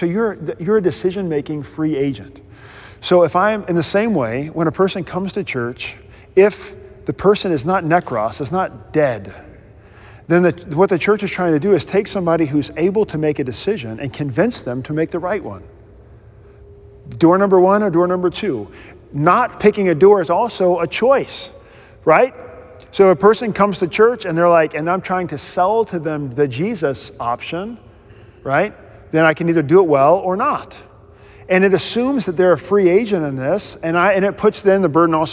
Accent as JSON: {"language": "English", "country": "United States", "said": "I'm an American."}